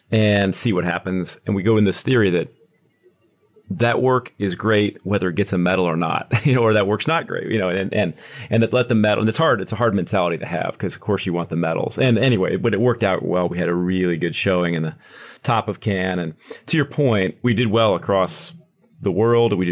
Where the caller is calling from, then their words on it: Kansas City, Missouri, United States; I am in Kansas City, right on the border of Kansas and Missouri, sitting in the Kansas or sitting on the Missouri side is where the office is today.